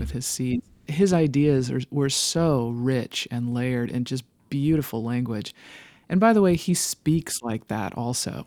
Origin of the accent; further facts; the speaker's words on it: Los Angeles, California, United States; moved away as an adult; also born or lived in San Fernando Valley; now in Nashville, United States; my hometown of Los Angeles